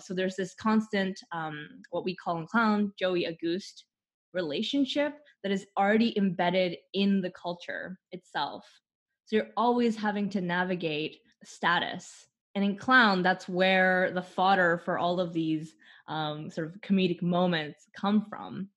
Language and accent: English; Canada; I'm from Canada